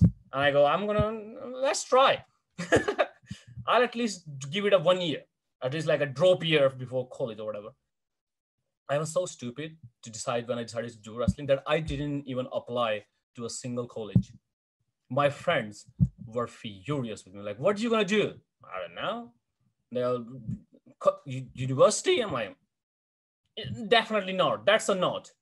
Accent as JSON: {"language": "English", "country": "India", "tie": "born or raised there", "moved": "yes", "said": "as an Indian eight, 17 and a half year old boy"}